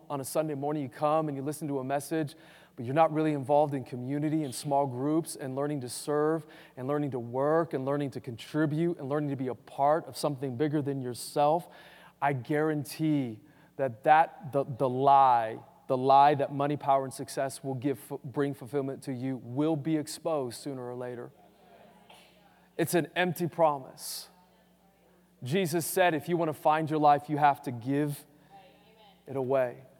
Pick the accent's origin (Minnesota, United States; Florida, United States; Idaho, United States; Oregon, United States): Idaho, United States; Boise; growing up in Boise